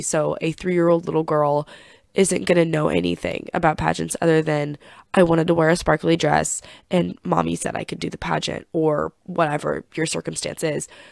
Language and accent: English; Chillicothe, Missouri, United States; my hometown of Chillicothe, Missouri.